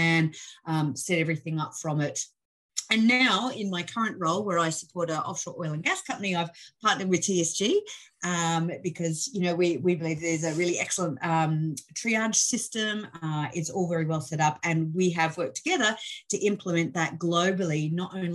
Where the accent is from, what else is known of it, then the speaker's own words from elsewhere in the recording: Australia; accent: Australian; I'm Australian born and trained